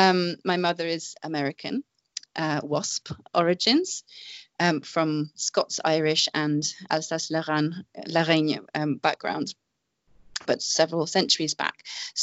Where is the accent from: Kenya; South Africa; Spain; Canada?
Spain; Granada, Andalusia; I was born in Granada in the Albaicín.